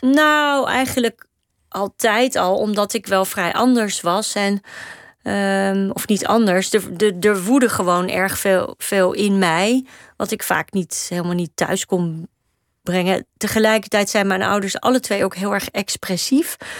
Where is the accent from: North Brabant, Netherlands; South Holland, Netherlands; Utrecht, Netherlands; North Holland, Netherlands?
North Holland, Netherlands; Amsterdam; de flat waar ik ben opgegroeid is eigenlijk schuin tegenover de meervaart